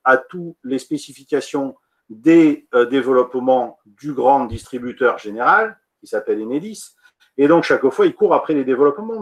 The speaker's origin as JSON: {"language": "French", "town": "Montpellier", "region": "Occitania", "country": "France", "tie": "born or raised there", "said": "Je suis montpelliérain, donc je connais bien ce sujet-là. Moi, je suis un vrai montpelliérain. Je suis né à Montpellier"}